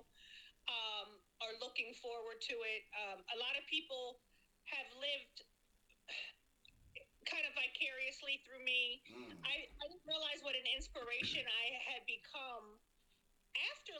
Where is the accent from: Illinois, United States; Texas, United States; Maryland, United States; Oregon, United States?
Maryland, United States; Baltimore; moved away as an adult; now in New York, United States; growing up in Baltimore as a homeless teenager